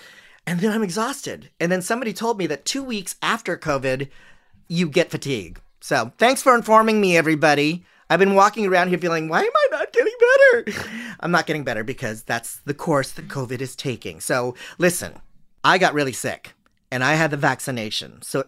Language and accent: English; Philippines; it's strange for me as a Filipino to watch Filipino drag queens